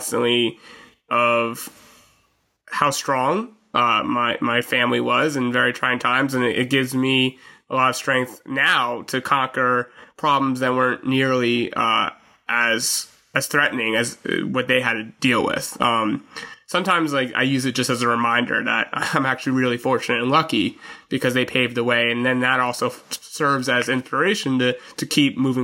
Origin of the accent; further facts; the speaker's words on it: United States; I was born in the United States